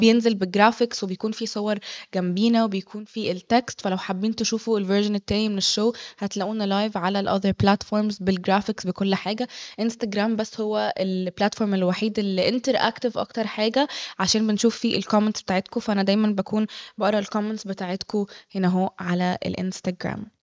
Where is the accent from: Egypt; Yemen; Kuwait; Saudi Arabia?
Egypt; احنا مصريين